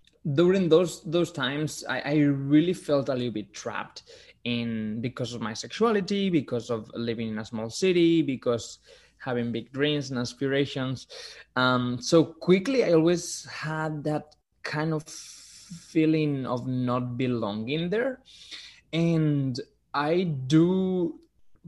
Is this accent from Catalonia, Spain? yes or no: no; Gijón, Asturias, Spain; English is a second language; moved away as an adult; now in New York City, United States; I grew up in Gijón, which is a city in the north of Spain where everything is green and it rains a lot.